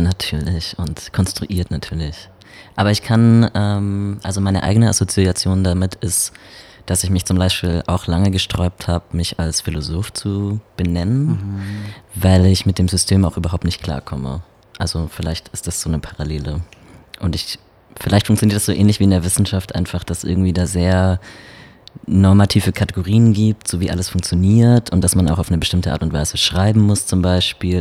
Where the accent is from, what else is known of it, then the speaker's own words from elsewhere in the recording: Baden-Württemberg, Germany; now in Berlin, Germany; ich komme ja aus Baden-Württemberg und wenn ich mir so vorstelle, dass ich mich damals dort geoutet hätte, auf dem Dorf mit so 2000 Leuten